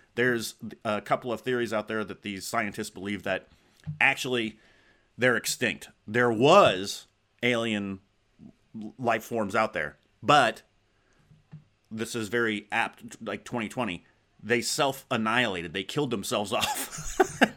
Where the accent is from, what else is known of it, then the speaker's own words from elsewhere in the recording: Arizona, United States; growing up in Zona